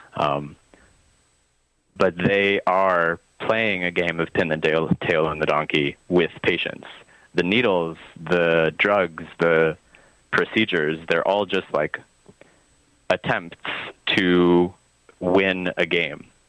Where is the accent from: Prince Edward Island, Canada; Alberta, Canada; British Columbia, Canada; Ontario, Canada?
British Columbia, Canada; Vancouver; moved away as an adult; also born or lived in Montreal; now in Gaspé Peninsula, Canada; I was born in Vancouver. I grew up uh, there largely